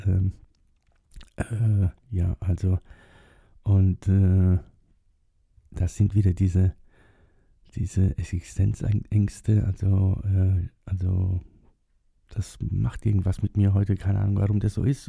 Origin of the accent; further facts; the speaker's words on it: Germany; die sind nach Deutschland ausgewandert. 1962 und da war ich zwei Jahre alt